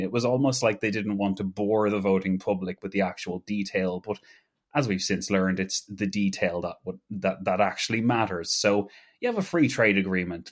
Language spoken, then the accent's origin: English; Ireland; as an Irish person